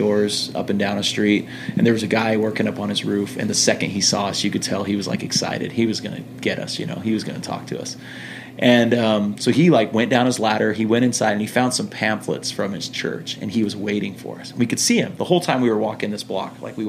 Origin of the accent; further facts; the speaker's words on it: United States; accent: American; also born or lived in Brisbane, Australia; I'm from America